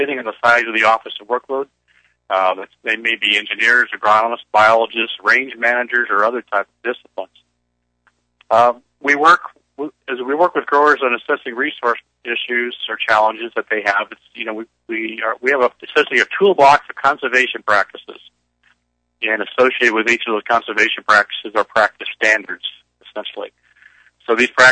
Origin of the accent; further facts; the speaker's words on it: Central Coast, California, United States; I grew up in the Central Coast.